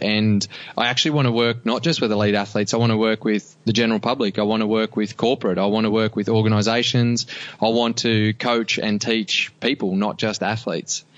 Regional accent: Cobar, New South Wales, Australia; I grew up in Cobar in and small community

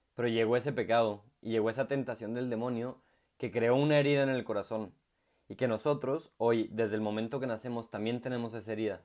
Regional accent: Chihuahua, Mexico; moved away as an adult; now in Santiago, Chile; soy eh, de la ciudad de Chihuahua, México, y actualmente soy colaborador en Santiago de Chile

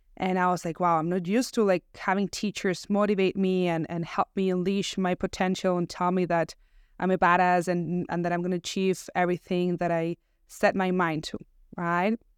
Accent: Barcelona, Catalonia, Spain; moved away; I was born and raised in Barcelona

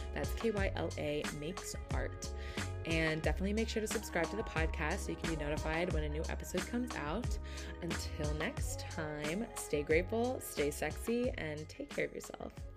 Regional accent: outside of Philadelphia, Pennsylvania, United States; moved away as an adult; also born or lived in Chicago; now in Philadelphia, United States; I grew up kind of outside of Philly.

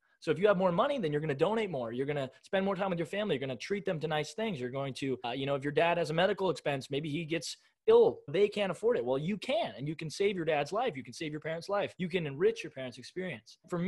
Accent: United States; I was born in America in 1998, but in the 21st century is where I live, right? In America

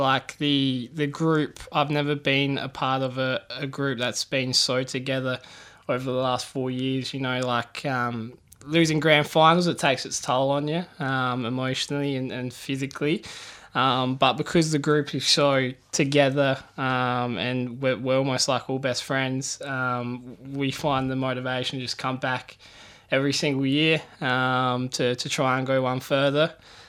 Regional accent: Port Perry, Ontario, Canada; It's a small town, lots of good people.

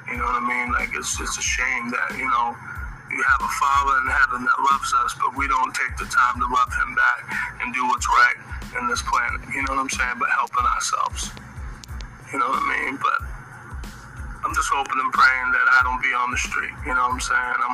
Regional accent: United States; as American people

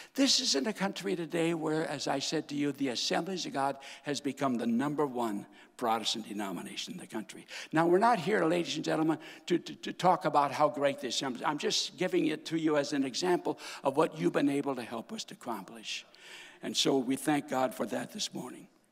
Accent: North Dakota, United States; moved away as an adult; also born or lived in Iowa / Kansas; I was born and raised in North Dakota, my daddy's church

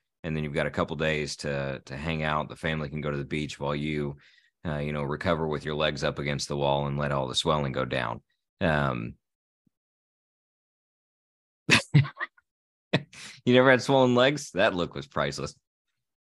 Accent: Indiana, United States; moved away as an adult; I'm from Indiana.

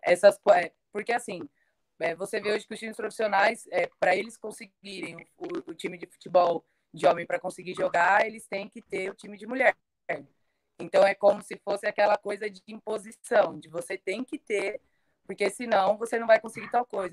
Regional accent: Guaianases, São Paulo, Brazil; fica aqui em Guanás, né, é, lugar onde eu nasci

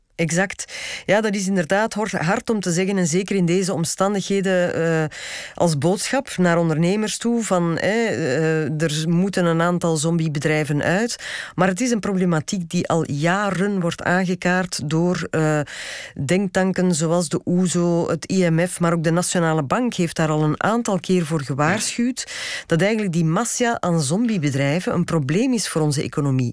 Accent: Belgium; wij als Belgen

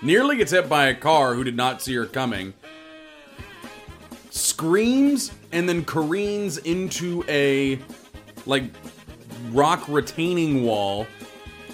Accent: Woodinville, Washington, United States; also born or lived in West Seattle; now in Seattle, United States; I grew up in Woodinville

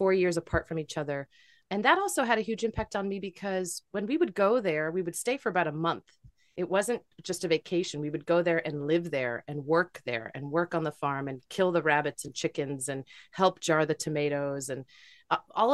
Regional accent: United States; also born or lived in New York, United States; I am Italian American. My parents are both immigrants from southern Italy, a small little town

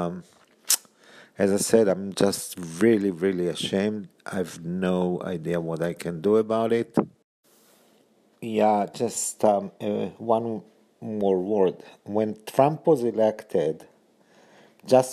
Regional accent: Israel; now in United States; I'm currently both an Israeli and an American citizen. So I'm an American citizen by naturalization.

